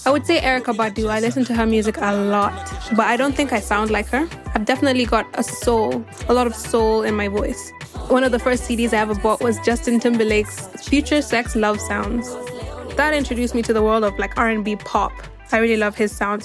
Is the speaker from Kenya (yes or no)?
yes; Kenya; I'm a Kenyan making music means that I'm a Kenyan musician